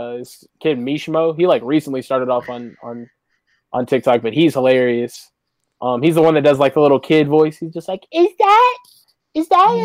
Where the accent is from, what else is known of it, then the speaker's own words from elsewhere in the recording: Dallas, Texas, United States; I'm from Dallas, Texas